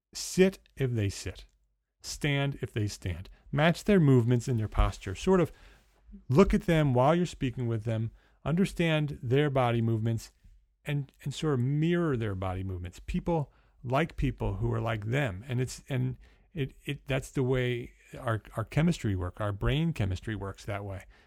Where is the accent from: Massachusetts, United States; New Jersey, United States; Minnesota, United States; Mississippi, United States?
New Jersey, United States; accent: New Jersey; now in New York, United States; my accent changes from New Jersey, which is what you're hearing right now, to because that's where I was born and bred. I live in New York, but I'm a Jersey boy